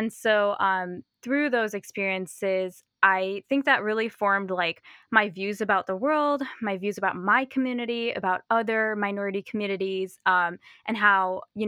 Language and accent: English; Chicago, Illinois, United States; So I grew up in the northwest suburbs of Chicago, and so kind of near O'Hare Airport, if people are familiar with that area. And I very fortunately grew up in a very diverse area.